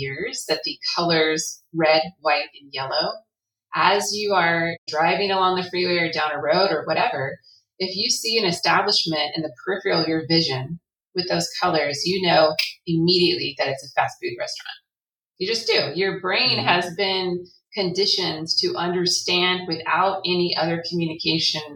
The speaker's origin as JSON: {"language": "English", "region": "California", "country": "United States", "said": "I'm from California"}